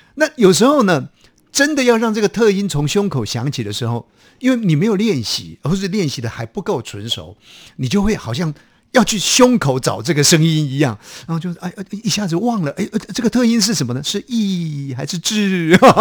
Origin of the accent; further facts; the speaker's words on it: Taiwan; 我们台湾话其实更早的语言